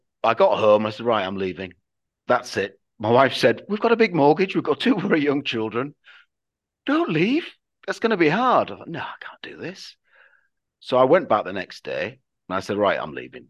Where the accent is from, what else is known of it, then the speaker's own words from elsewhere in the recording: Yorkshire and the Humber, United Kingdom; we're obviously from Yorkshire, I'd call him lad.